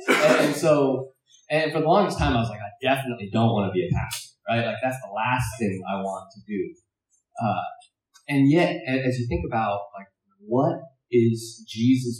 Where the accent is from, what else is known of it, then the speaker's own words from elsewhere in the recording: United States; I'm Chinese American, so my dad preached in Cantonese, so I didn't understand a whole lot of it.